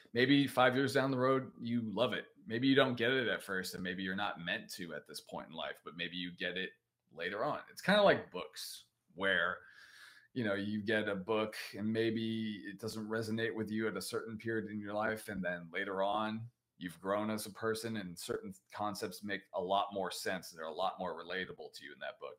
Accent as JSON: {"language": "English", "country": "United States", "accent": "American", "said": "I'm in America, as you can tell by my accent"}